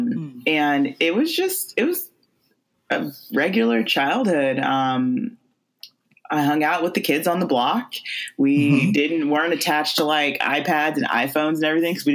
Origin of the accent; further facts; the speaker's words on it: California, United States; I am from California, born and raised